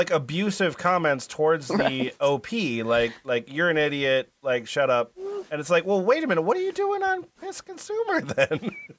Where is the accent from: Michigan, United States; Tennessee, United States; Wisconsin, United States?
Michigan, United States; Washington Township; Okay, I'm from Washington Township, Michigan.